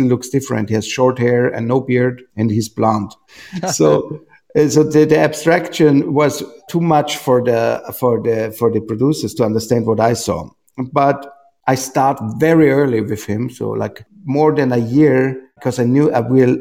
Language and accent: English; Austria; I come from Austria.